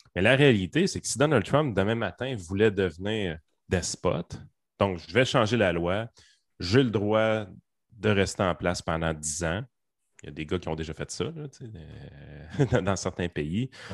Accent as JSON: {"language": "French", "region": "Quebec", "country": "Canada", "said": "on est québécois"}